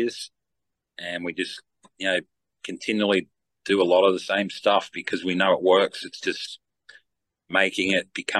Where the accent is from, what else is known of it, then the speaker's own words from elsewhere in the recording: Australia; I'm from Down Under